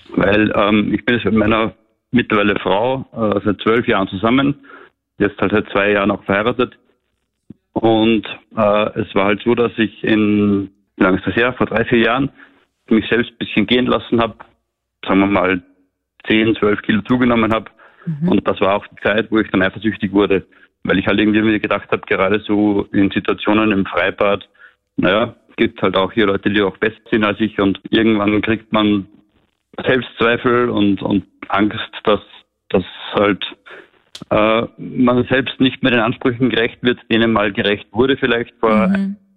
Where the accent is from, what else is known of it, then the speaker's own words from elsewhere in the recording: Austria; bei uns in Österreich